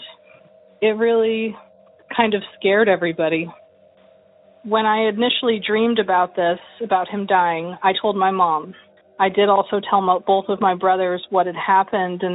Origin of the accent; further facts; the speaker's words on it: California, United States; I'm from California.